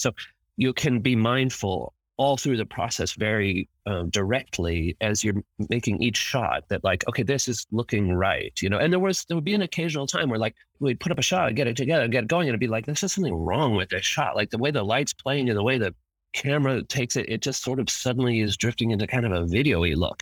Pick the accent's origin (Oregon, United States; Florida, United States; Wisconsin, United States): Oregon, United States; Eugene; I was growing up in Eugene, Oregon, and went to the U of O for a while